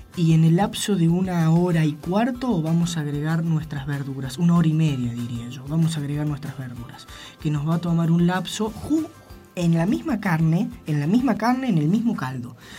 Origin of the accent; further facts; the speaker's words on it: San Luis, Argentina; yo soy totalmente de acá. Con alma merlina.